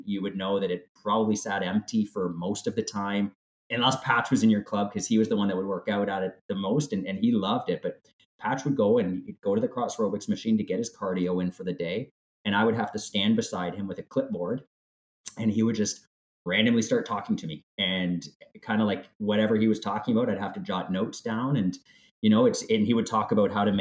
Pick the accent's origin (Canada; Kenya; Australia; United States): Canada; London, Ontario; my hometown where I grew up in London